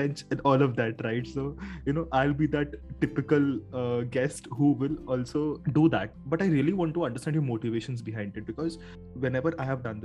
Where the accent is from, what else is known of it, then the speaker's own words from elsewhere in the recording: Kolkata, West Bengal, India; I've lived, born and brought up in Kolkata, and in home you speak Hindi